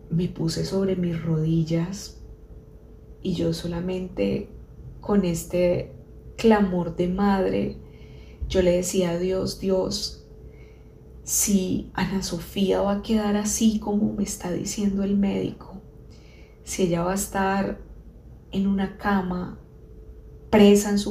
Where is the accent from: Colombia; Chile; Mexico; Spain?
Colombia; nos hicimos estrategias como buenos colombianos